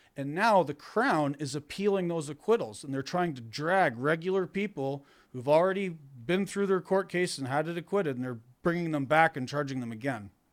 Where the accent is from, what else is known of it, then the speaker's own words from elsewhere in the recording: Canada; moved away as an adult; now in upstate New York, United States; I'm Canadian